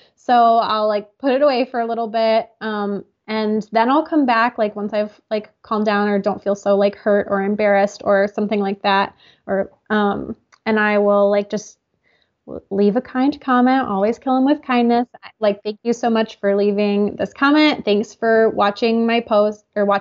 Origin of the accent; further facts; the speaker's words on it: United States; I'm from the United States